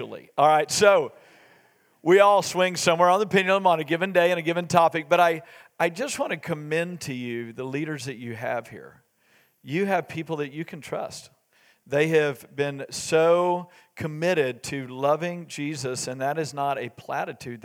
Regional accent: Waco, Texas, United States; we grew up in Waco, Texas.

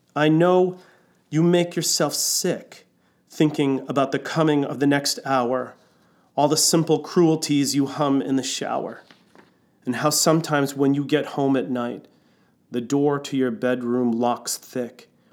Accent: New York City, New York, United States; now in Seattle, United States; I was born in New York City

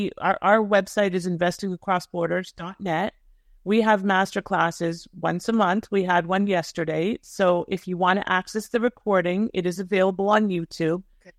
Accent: Thornhill, Ontario, Canada; I'm a Toronto girl, you know. {S0} Yeah. {S1} I grew up in Thornhill.

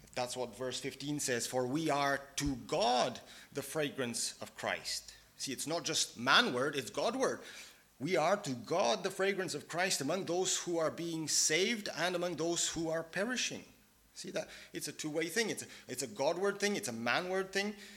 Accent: Bulgaria; moved away; I'm from Bulgaria originally.

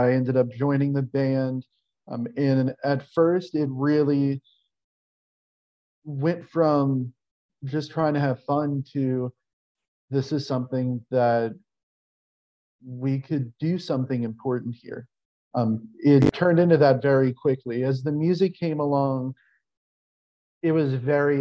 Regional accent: New Orleans, Louisiana, United States; moved away as an adult; now in Mississippi, United States; I'm born and raised in New Orleans, relocated to Mississippi a few years ago.

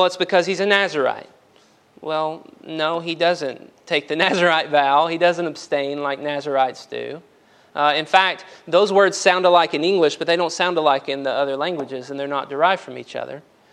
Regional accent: Union Hill, Alabama, United States; From a dirt road in Union Hill, Alabama, nobody knows. Went to Brewer High School.

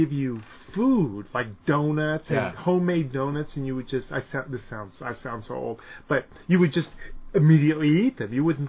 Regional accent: San Jose, California, United States; I grew up in San Jose, so it was a little more urban and stuff

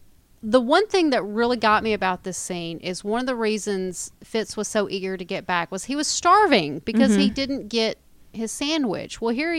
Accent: the South, United States; Hey, we're from the South.

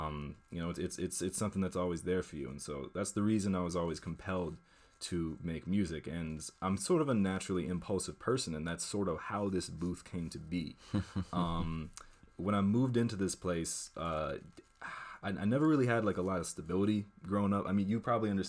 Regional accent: Washington, District of Columbia, United States; born there; also born or lived in Maine / Vermont / Massachusetts; So I was born in Washington D.C. And then I moved around the Northeast. I lived in DC, house in Maine, house in Vermont, four different houses in Western Massachusetts, wow.

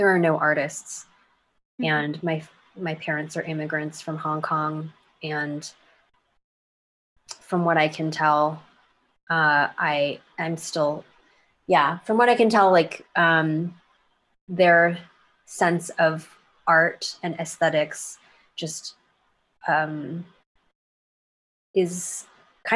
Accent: United States; grown up as like an American kid

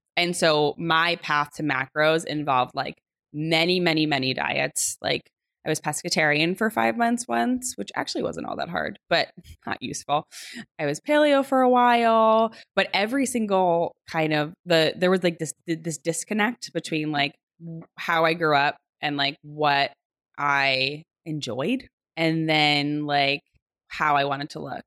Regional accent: New Jersey, United States; I grew up in New Jersey. I'm a Jersey girl through and through.

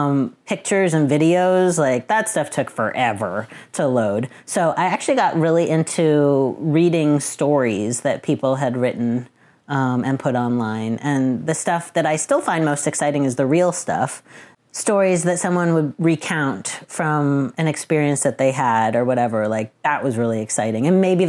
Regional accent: Boston, Massachusetts, United States; I'm 35 and I'm from Boston.

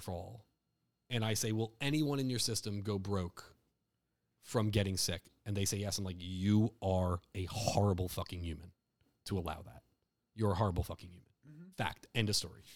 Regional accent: New Jersey, United States; I'm from Jersey, so and like families from Newark

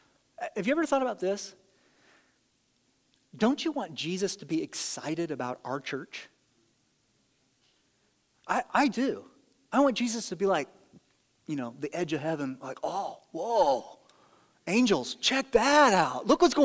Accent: Ireland; I'm a little explosive. I'm Irish, whatever the thing is that you use, you know.

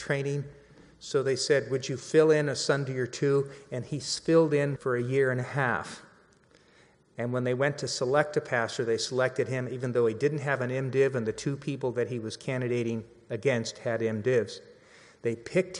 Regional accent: Central Valley, California, United States; moved away as an adult; also born or lived in Los Angeles; Years ago, I moved to LA. I'm from the Central Valley

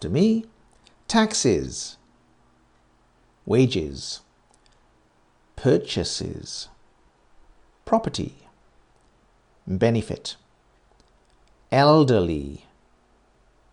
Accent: United Kingdom; I was born very near London.

